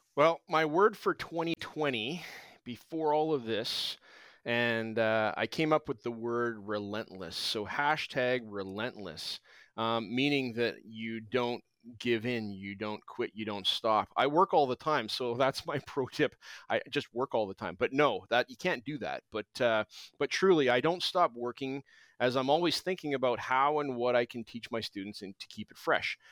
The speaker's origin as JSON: {"language": "English", "region": "Alberta", "country": "Canada", "tie": "born or raised there", "also_born_or_lived": "British Columbia", "moved": "yes", "lives_now": "Abbotsford, Canada", "said": "I grew up in Alberta"}